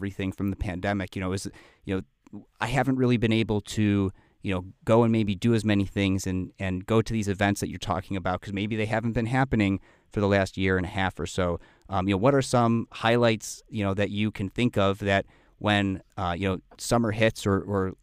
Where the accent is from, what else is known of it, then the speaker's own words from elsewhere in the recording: Buffalo Grove, Illinois, United States; also born or lived in Chicago; now in Deerfield, United States; I grew up in Buffalo Grove.